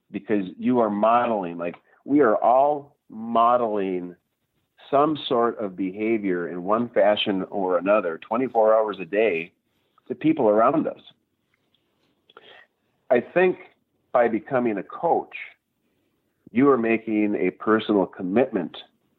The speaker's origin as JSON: {"language": "English", "town": "Gladstone", "region": "Michigan", "country": "United States", "tie": "born or raised there", "lives_now": "Marquette, United States", "said": "I actually grew up in Delta County. I grew up down in Gladstone. Escanaba area."}